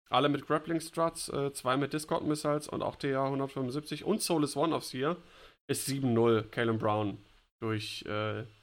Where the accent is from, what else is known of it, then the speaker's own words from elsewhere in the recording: Bavaria, Germany; Als Bayer